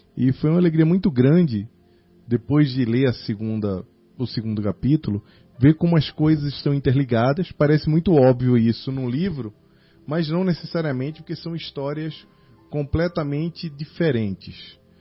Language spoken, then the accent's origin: Portuguese; Recife, Pernambuco, Brazil; moved away; also born or lived in Rio de Janeiro; Recife, que é minha terra natal, o Rio de Janeiro, que é minha terra amada